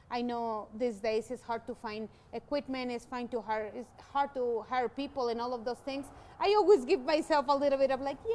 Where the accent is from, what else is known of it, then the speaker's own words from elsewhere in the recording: Mexico; English is a second language; now in Colorado, United States; when I moved from Mexico. Um, in my mind, it was it's a Mexican restaurant.